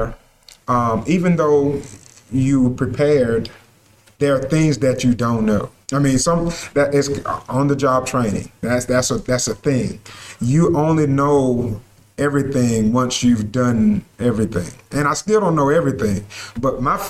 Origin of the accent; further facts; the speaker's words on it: Sparta, Georgia, United States; I'm glad to be back in my hometown.